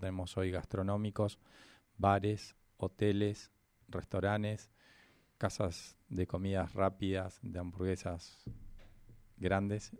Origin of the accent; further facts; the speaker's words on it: Neuquén, Argentina; Yo soy nacido y criado acá en Neuquén.